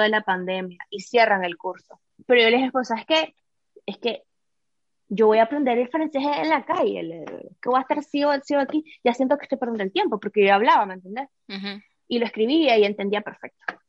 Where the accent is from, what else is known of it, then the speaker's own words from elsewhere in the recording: Nicaragua; moved away as an adult; vengo de Nicaragua y Nicaragua es un país así, es súper soleado